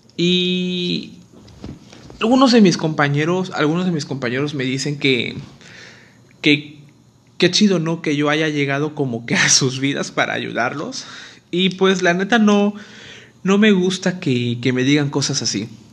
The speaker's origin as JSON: {"language": "Spanish", "town": "Acapulco", "region": "Guerrero", "country": "Mexico", "tie": "born or raised there", "said": "originario de Acapulco, Guerrero"}